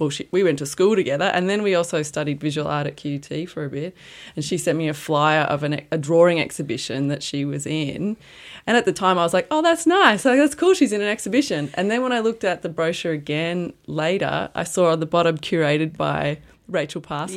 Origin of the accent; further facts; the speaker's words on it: Brisbane, Queensland, Australia; moved away as an adult; also born or lived in Armidale, New South Wales; I'm from Brisbane too, and after school, I went to Q T to study visual art